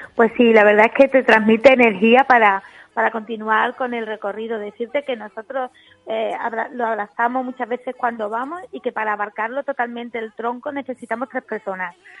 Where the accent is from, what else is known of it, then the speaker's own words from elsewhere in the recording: Coripe, Andalusia, Spain; yo que soy de Coripe